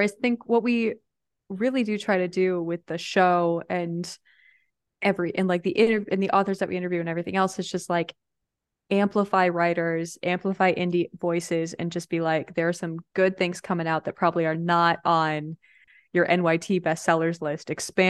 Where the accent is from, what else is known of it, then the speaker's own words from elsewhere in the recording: Midwest, United States; like, we grew up in the Midwest, which has its own, depending on where you are, I mean, outside of Chicago, right?